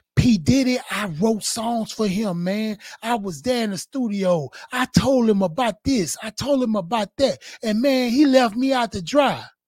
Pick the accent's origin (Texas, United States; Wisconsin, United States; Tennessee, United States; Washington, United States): Texas, United States; Houston; I'm from Fifth Ward, north side of Houston, Texas